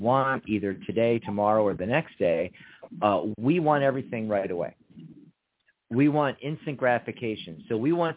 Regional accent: Pennsylvania, United States; now in Arizona, United States; I'm from Pennsylvania

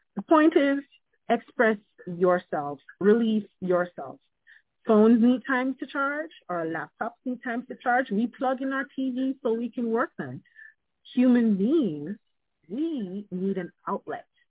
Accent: Jamaica; now in United States; being Jamaican

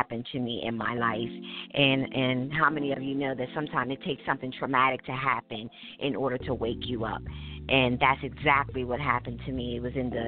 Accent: Dover, Delaware, United States; I am born and raised in Dover, Delaware. That's where I reside currently.

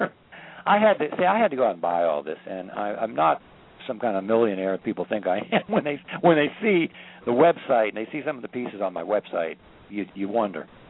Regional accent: Washington, District of Columbia, United States; I grew up in Washington D.C.

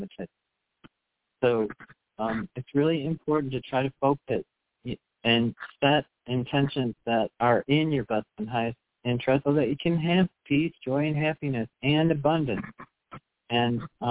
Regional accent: United States; I grew up in the United States, and I have a sister who's interracially married

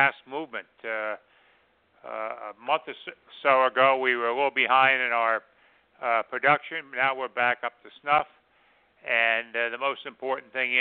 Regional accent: Philadelphia, Pennsylvania, United States; I grew up in the Philadelphia area, and I played sports all my life.

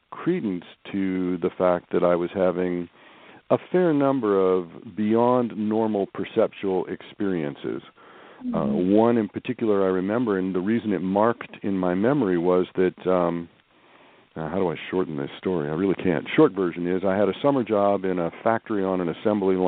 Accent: Kansas City, Kansas, United States; also born or lived in St. Louis, Missouri; I did most of my growing up in Kansas, in the just outside Kansas City on the Kansas side.

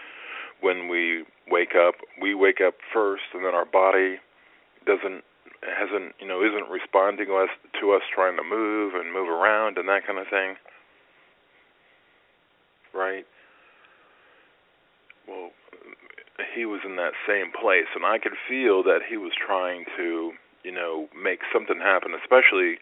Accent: United States; moved away as an adult; now in Columbus, United States; the hospital in St. Louis, which is about 2 hours from my hometown

